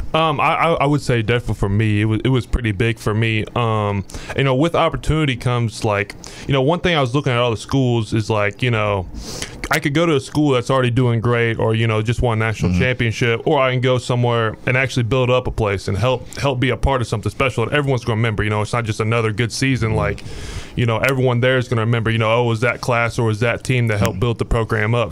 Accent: Indianapolis, Indiana, United States; moved away as an adult; now in Louisville, United States; I'm from Indianapolis, Indiana. Uh, I started playing football when I was in kindergarten, and uh, you know, I, gr- I grew up on a horse ranch. Um, you know, on the southeast side of Indianapolis

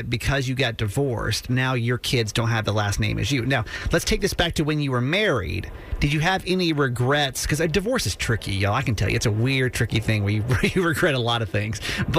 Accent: the South, United States; I'm the man, you're the woman, this is what we do. I grew up in the South, that's like, that's it, right?

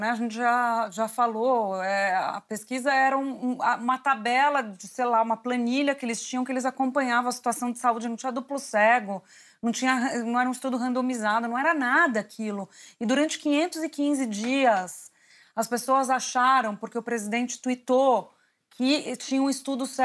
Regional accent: São Paulo, Brazil; Ah, cresci na Vila Matilde.

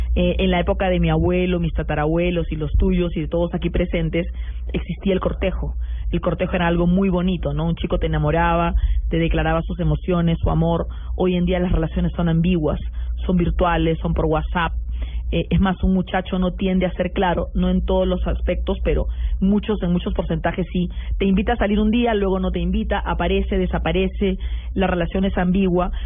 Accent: Peru

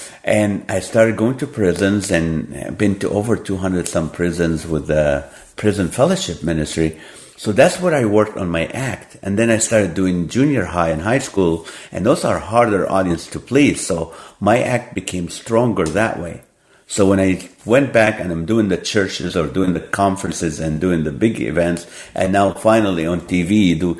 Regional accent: Kuwait; moved away; also born or lived in Nazareth, Israel / Hollywood; I was born in the Holy Land. I grew up in Kuwait.

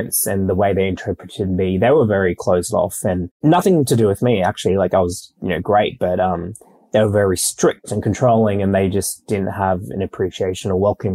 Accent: Brisbane, Queensland, Australia; moved away as an adult; also born or lived in Tonga / Sydney; now in Melbourne, Australia; I live in Melbourne now, but I grew up in Brisbane.

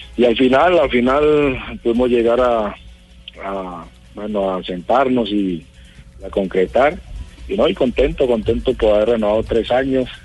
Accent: Colombia; todos somos colombianos

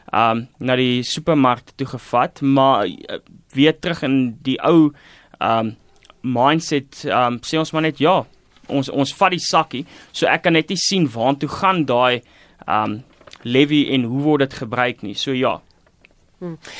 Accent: South Africa

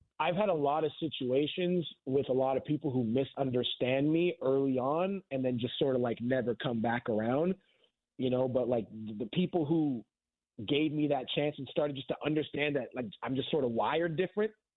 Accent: Canada; being a Canadian

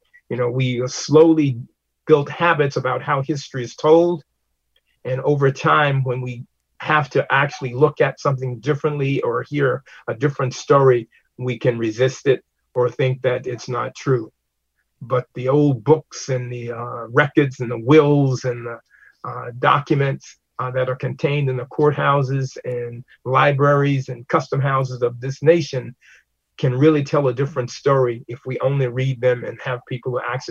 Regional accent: Mississippi, United States; now in New London, United States; And coming to New London, you know, growing up in Mississippi, that state that's relatively new, I'm walking the streets of New London in the 60s, looking at plaques on buildings from the 1700s.

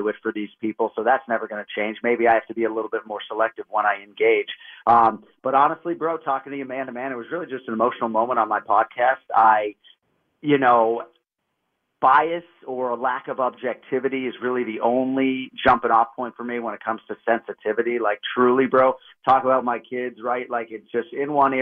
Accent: Boston, Massachusetts, United States; I grew up in Boston

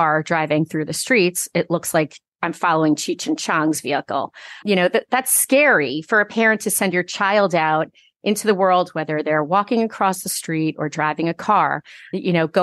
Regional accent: New York, United States; moved away as an adult; now in Massachusetts, United States; I grew up in New York

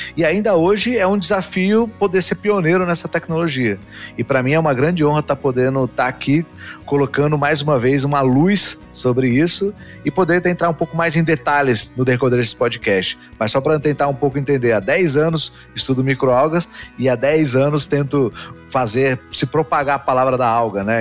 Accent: Dourados, Mato Grosso do Sul, Brazil; nasci no Mato Grosso do Sul, interior do Mato Grosso do Sul, então interior do interior, lá em Dourados

